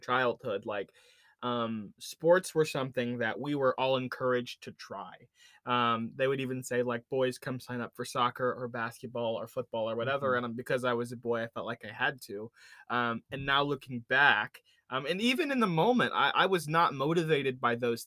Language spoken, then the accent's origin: English; Indiana, United States; Sam and I grew up in Indiana